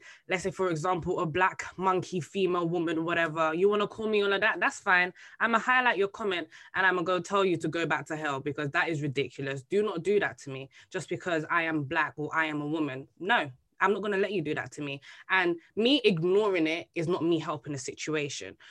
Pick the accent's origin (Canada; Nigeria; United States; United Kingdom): United Kingdom; Bexleyheath, London; I'm growing up in Bexley Heath in my secondary school.